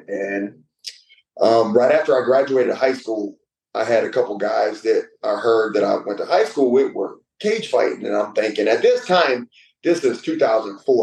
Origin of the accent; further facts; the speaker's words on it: Hammond, Louisiana, United States; my hometown, Hammond, Louisiana